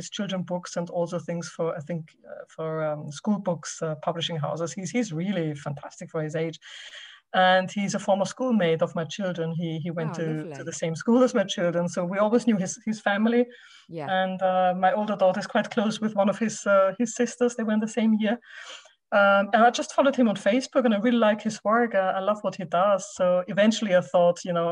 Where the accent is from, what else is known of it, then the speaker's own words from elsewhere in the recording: Austria; moved away; I'm originally from Austria, so I do speak German with my children